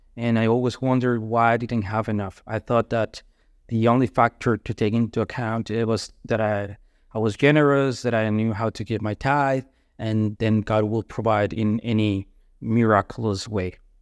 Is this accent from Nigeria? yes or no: no; Colombia; moved away; I'm from Colombia